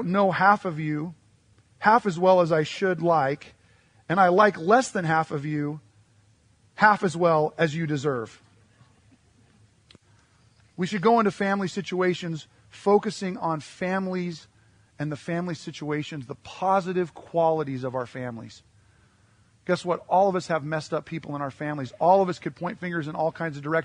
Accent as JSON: {"language": "English", "region": "Western Montana", "country": "United States", "tie": "born or raised there", "moved": "yes", "said": "I grew up in Western Montana"}